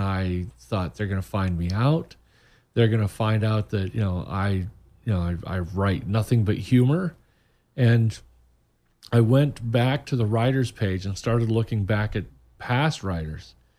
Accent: Muncie, Indiana, United States; moved away as an adult; now in Orlando, United States; I grew up in Muncie, Indiana

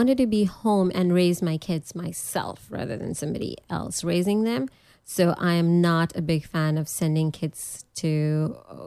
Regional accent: Pakistan; moved away as an adult; also born or lived in New York / Nebraska; now in United States; I was coming from Pakistan.

